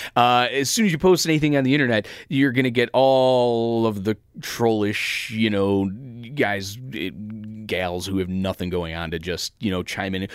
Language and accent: English; Chicago, Illinois, United States; This is my hometown.